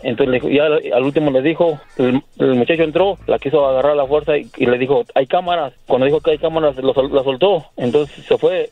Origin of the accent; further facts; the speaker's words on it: Querétaro, Mexico; moved away; Yo soy de Querétaro.